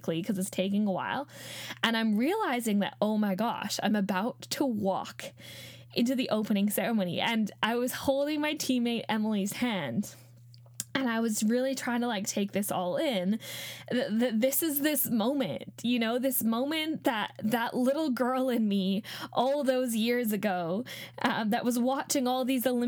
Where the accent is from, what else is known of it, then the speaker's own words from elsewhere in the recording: Canada; I grew up in Australia, sorry, in Canada